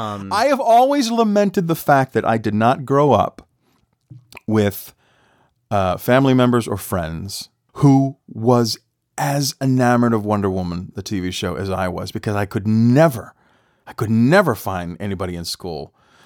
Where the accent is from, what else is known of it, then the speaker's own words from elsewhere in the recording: Boston, Massachusetts, United States; I grew up in Boston.